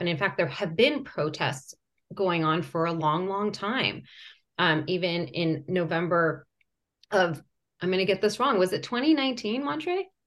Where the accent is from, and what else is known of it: United States; born or raised there; first language Persian; English is a second language; also born or lived in Iran